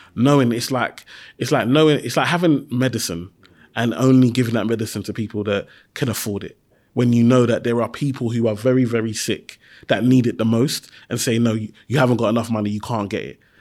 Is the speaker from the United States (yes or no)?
no; London, United Kingdom; I grew up in Tower Hamlets